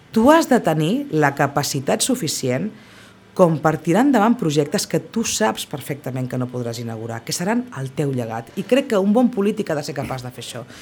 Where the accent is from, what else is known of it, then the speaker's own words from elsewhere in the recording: Sitges, Catalonia, Spain; la política al meu poble